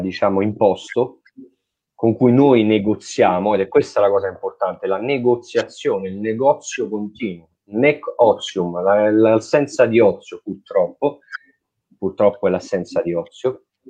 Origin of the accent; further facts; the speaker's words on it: Italy; Noi ci sentiamo italiani, nasciamo e siamo italiani, così, senza volerlo, senza decidere